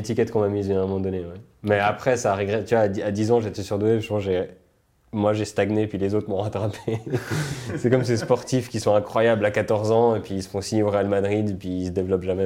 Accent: Switzerland; also born or lived in United States

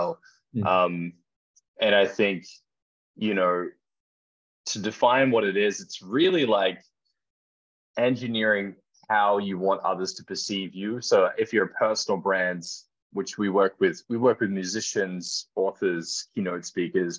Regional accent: Gold Coast, Queensland, Australia; my hometown on the Gold Coast

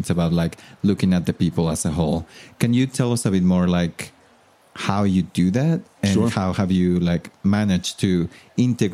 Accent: Mexico; moved away as an adult; now in United States; I'm from Mexico and I've been in the US for about 10 years now.

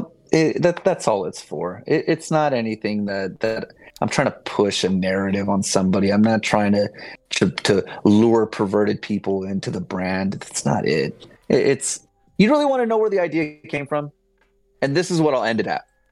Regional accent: Southern California, United States; I'm from SoCal

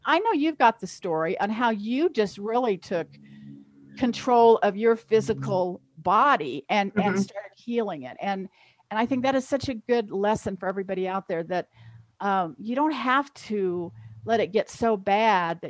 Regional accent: Kansas, United States; I'm from Kansas

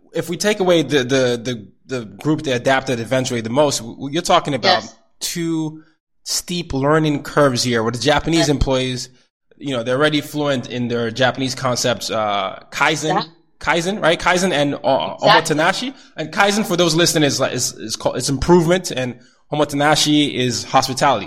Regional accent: Nigeria; moved away; I'm the Nigerian

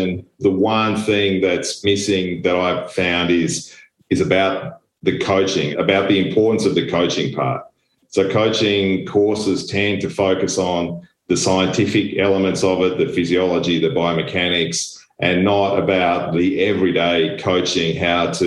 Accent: Australia; moved away as an adult; also born or lived in Germany / Belgium / Italy / Poland; now in Friedrichshafen, Germany; I am Australian with European parentage and have been in Europe for the last nearly 20 years

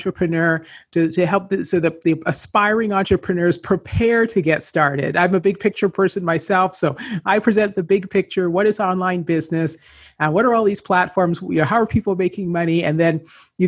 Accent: Canada; moved away as an adult; I grew up in Canada

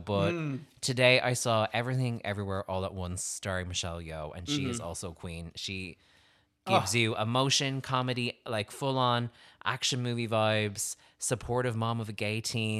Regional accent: Ireland; I'm Irish

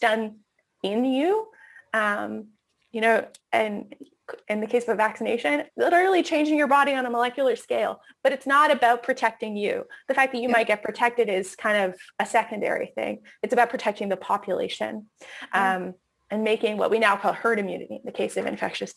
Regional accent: Canada; moved away as an adult; also born or lived in United States; as a Canadian who's lived in the States for a couple of years

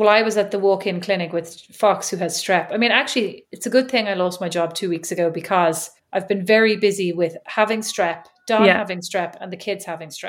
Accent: Ireland; accent: Irish; moved away as an adult; now in Fort Wayne, United States; I am doing my best to represent Ireland in a positive light in America and to maintain my Irish accent

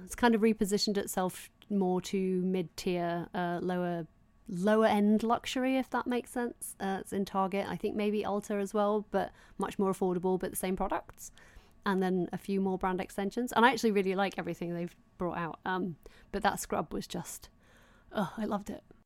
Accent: Doncaster, Yorkshire and the Humber, United Kingdom; growing up in Doncaster

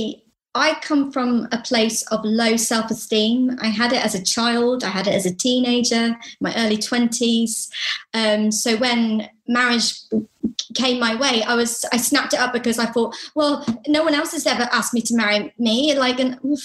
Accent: United Kingdom; we're British

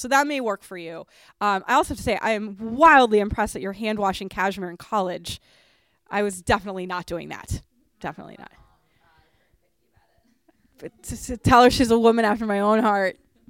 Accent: Boston, Massachusetts, United States; I grew up in Boston, and my friend Josh is from the Boston area, and he loves sweaters.

